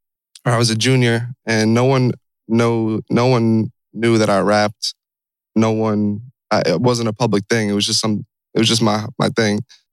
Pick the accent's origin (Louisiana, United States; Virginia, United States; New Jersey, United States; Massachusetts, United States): New Jersey, United States; Red Bank; I'm from Jersey. I was born and raised in Red Bank, Middletown, same town pretty much.